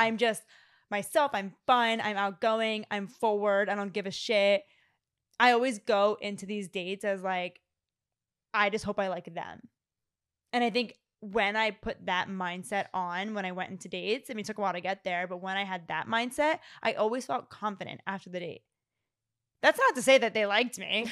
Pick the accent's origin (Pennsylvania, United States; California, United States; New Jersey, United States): Pennsylvania, United States; suburbs of Philadelphia; born or raised there; moved away